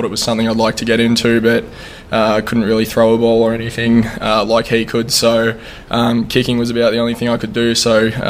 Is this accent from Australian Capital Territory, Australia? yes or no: no; Melbourne, Victoria, Australia; moved away as an adult; now in Bloomington, United States; I'm from Melbourne, Australia.